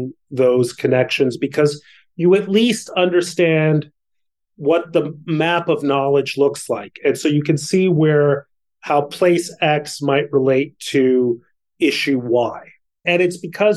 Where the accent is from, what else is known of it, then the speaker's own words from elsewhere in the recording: Mexico City, Mexico; now in United States; I grew up in Mexico City.